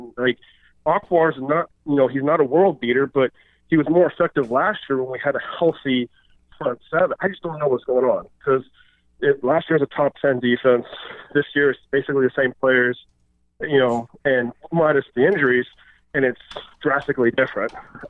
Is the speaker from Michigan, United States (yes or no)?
yes; Detroit, Michigan, United States; also born or lived in San Francisco; I was born in San Francisco during the Niners dynasty, but my dad's from Detroit. So I grew up in a family watching the Niners